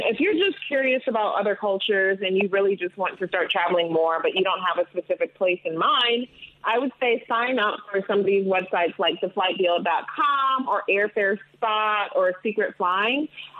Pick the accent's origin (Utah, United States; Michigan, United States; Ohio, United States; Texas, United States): Michigan, United States; Detroit; also born or lived in London; I was born in Detroit, Michigan, but my parents are Ugandan immigrants.